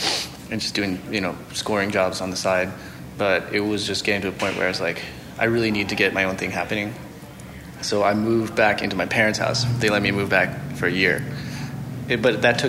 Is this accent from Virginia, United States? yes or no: yes; Norfolk, Virginia, United States; also born or lived in Seattle, Washington / upstate New York; I was born in Seattle, and then I grew up also in upstate New York, and then Norfolk, Virginia, which is my hometown.